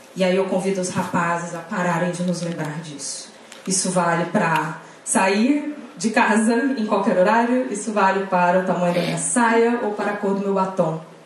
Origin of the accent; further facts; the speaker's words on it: Goiânia, Goiás, Brazil; moved away as an adult; now in São Paulo, Brazil; Eu sou de Goiânia, eu vim para São Paulo fazer faculdade.